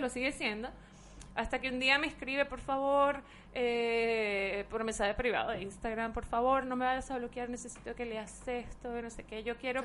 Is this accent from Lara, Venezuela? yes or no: no; Caracas, Capital District, Venezuela; yo soy caraqueña